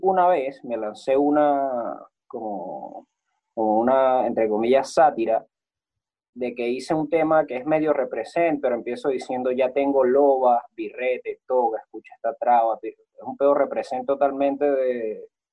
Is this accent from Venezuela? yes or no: yes; Venezuela; moved away; ser un venezolano